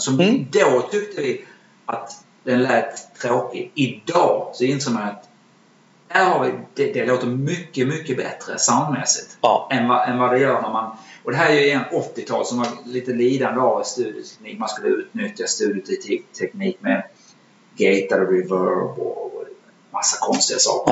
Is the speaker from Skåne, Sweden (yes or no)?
yes; Malmö, Skåne, Sweden; min uppväxt i Malmö